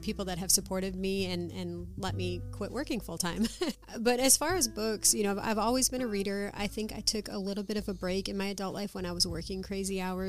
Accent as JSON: {"language": "English", "town": "Escanaba", "region": "Michigan", "country": "United States", "tie": "born or raised there", "also_born_or_lived": "Oklahoma", "moved": "as an adult", "lives_now": "Oklahoma City, United States"}